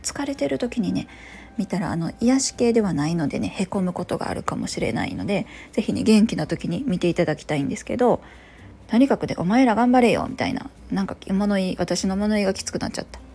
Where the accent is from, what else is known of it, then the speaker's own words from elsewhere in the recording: Kansai, Japan; 同じ関西人だからかね